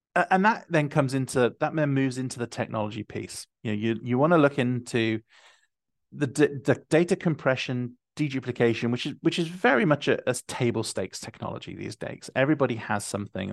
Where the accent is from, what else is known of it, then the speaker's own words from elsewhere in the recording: United Kingdom; I'm being from the United Kingdom